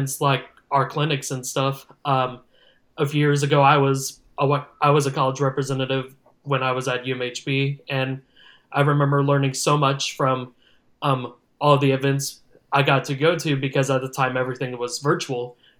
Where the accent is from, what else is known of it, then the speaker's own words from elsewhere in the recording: Leander, Texas, United States; I grew up in the Austin-Leander area.